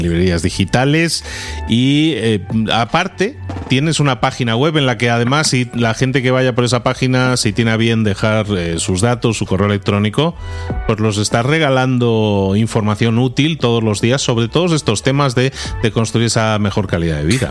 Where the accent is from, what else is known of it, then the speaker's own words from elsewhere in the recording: Barcelona, Catalonia, Spain; moved away; tú y yo, como somos de Barcelona, hemos pasado muchos años de nuestra vida en Barcelona